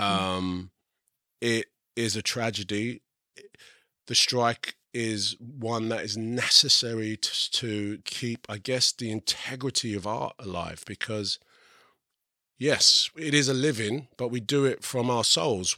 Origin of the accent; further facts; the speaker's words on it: England, United Kingdom; I'm English and I'm also part of the Equity Union, I can work here